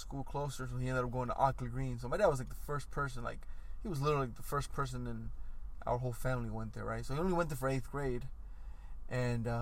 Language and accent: English; United States; we grew up in America, but with a Mexican mindset